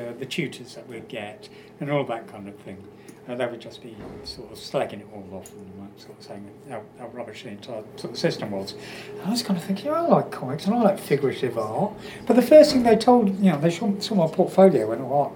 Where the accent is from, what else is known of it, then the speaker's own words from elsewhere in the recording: Walton-on-Thames, South East England, United Kingdom; my hometown, like Walton-on-Thames